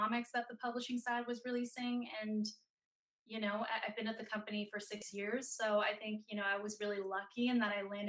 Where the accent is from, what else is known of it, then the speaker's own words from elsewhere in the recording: Denmark; moved away as an adult; now in United States; I'm from Denmark originally, so overseas, and growing up, nobody in my family was in Hollywood